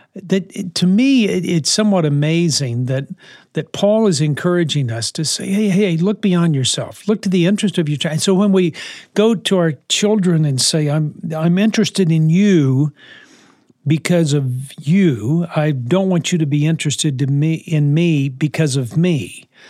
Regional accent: New Orleans, Louisiana, United States; when I grew up in New Orleans, uh, in the sixties

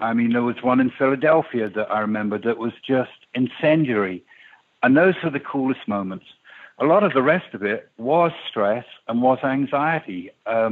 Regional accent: England, United Kingdom; when I was a kid growing up in England

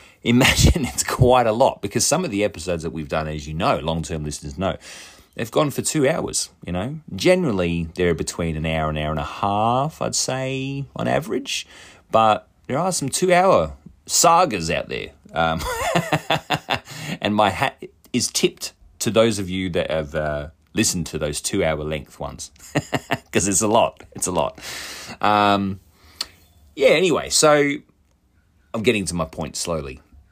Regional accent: Australia; being two Aussie dickheads, can get a little bit lost in translation. Now, my dialect isn't even really Australian. It's this weird bastardized version of the English language and the Australian accent.

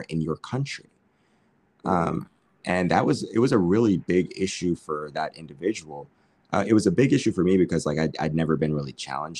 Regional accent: United States; moved away as an adult; now in Tokyo, Japan; I'm Black and I'm from America

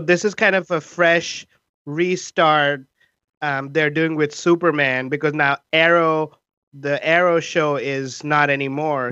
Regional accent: India; now in Seattle, United States; we are three Indian immigrant improvisers in Seattle

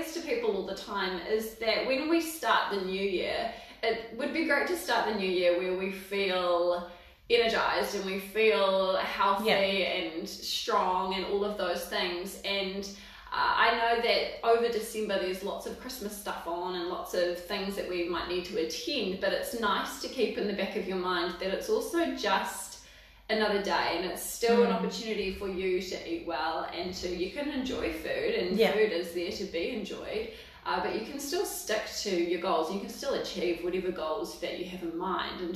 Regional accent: Waipukurau, Hawke's Bay, New Zealand; moved away as an adult; also born or lived in Dunedin; now in Palmerston North, New Zealand; I'm from Central Hawke's Bay

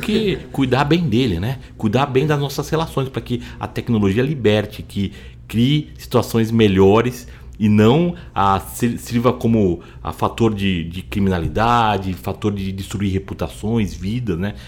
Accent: Brazil; nós como brasileiros

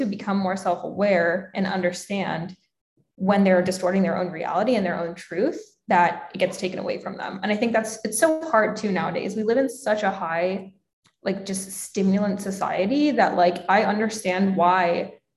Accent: Pennsylvania, United States; moved away as an adult; now in San Diego, United States; I grew up in Pennsylvania and like the people I was around, it was just more so like very small town feel

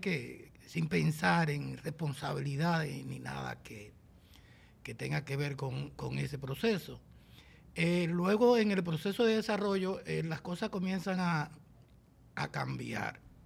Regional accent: San José de Ocoa, Dominican Republic; born or raised there

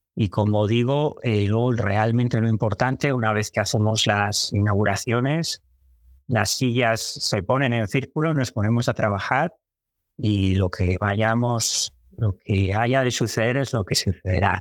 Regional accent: Santander, Cantabria, Spain; moved away as an adult; a los 20 años pues me fui de Santander

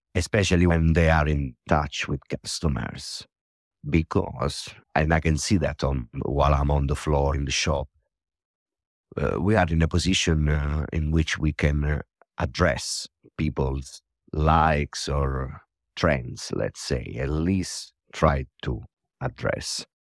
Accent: Ostuni, Apulia, Italy; moved away as an adult; now in London, United Kingdom; I come from Ossoni, which is one of the most visited places in Puglia.

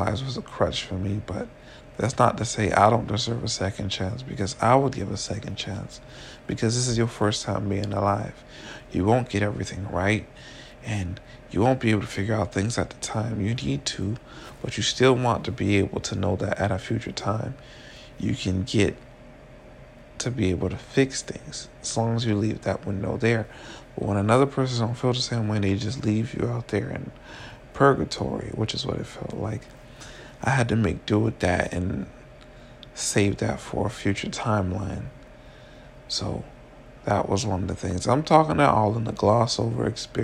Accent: Miami, Florida, United States; also born or lived in Orlando; I grew up in Miami

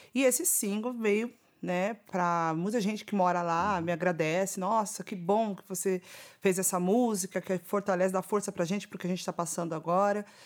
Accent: São Paulo, Brazil; Que é um lugar onde eu nasci, cresci, vivi muitas coisas lá

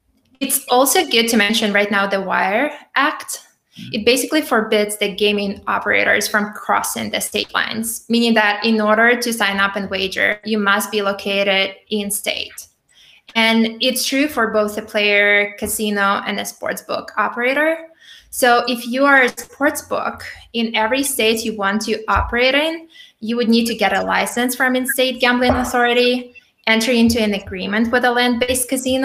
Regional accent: New York, United States; as a New Yorker

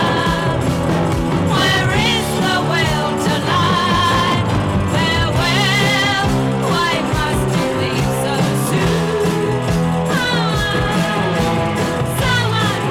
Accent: Australia; Being Australian

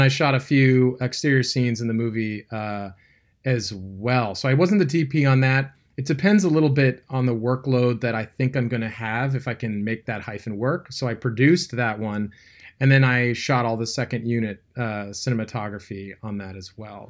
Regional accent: California, United States; I grew up in California

